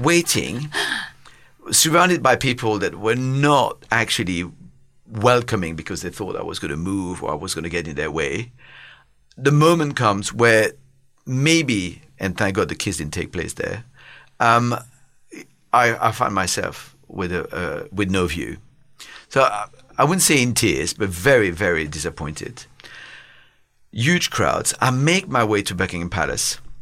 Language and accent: English; Belgium; moved away as an adult; also born or lived in Paris, France; now in United Kingdom; I was born and raised in Belgium